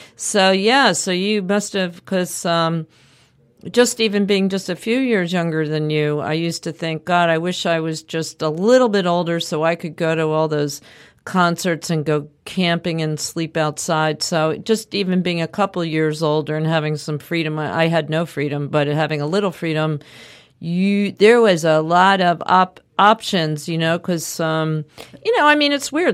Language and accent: English; suburbs of Philadelphia, Pennsylvania, United States; also born or lived in Manhattan, New York; I lived in Manhattan, started in town until I was eight, and then we moved to the suburbs of Philadelphia.